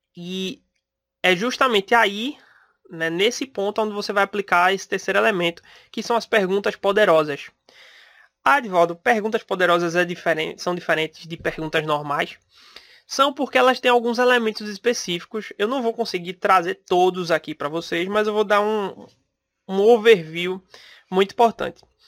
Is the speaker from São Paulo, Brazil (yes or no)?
no; Pernambuco, Brazil; eu sou de Pernambuco